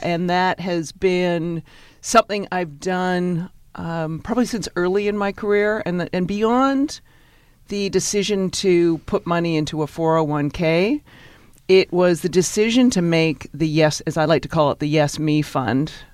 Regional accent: Victoria, British Columbia, Canada; moved away as an adult; now in New York, United States; I grew up in Victoria, British Columbia

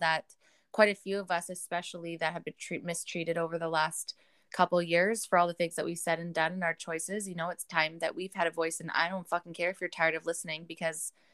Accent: Canada

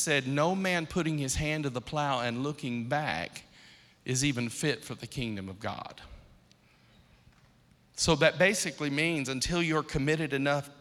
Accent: Akron, Ohio, United States; I'm from Akron, Ohio

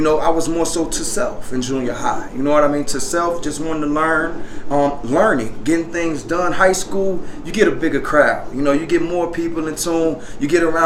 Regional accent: Park Forest, Illinois, United States; also born or lived in Atlanta; Park Forest, my hometown.

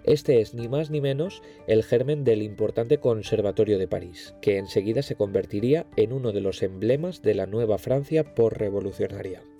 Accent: Valencian Community, Spain; yo soy valenciano. Y claro, como buen valenciano, me he criado orgullosamente en una banda de música.

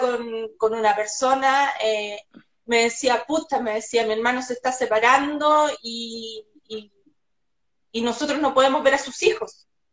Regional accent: Chile; cómo somos los chilenos y cómo hablamos

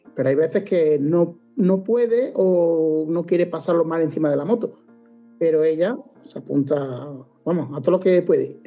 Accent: Cáceres, Extremadura, Spain; now in Córdoba, Spain; yo soy de Cáceres, aunque vivo en Córdoba, soy de Cáceres. Y tengo allí mi madre

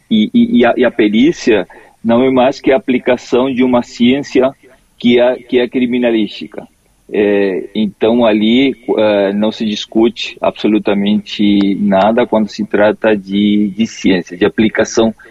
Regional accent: Corrientes, Argentina; Portuguese is a second language; now in Florianópolis, Brazil; Eu sou, eu sou de Corrientes, na, na Argentina, ah, e eu estou ah, morando aqui, aqui, aqui

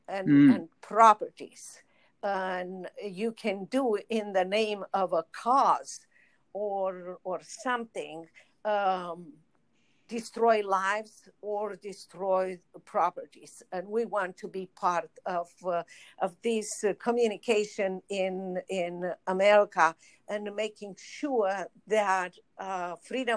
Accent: Romania; moved away as an adult; now in United States; I was in Romania

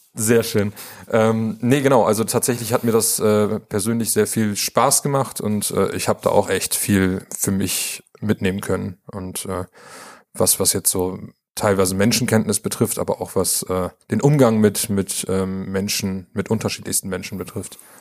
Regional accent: Bremen, Germany; moved away as an adult; also born or lived in Vienna, Austria / Australia; now in Münster, Germany; ich in Bremen geboren wurde und aufgewachsen bin

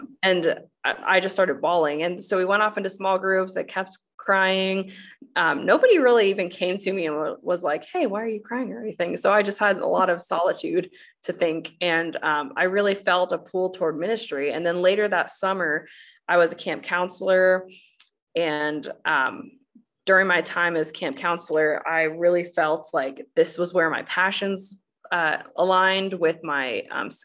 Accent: United States; I grew up in the United States

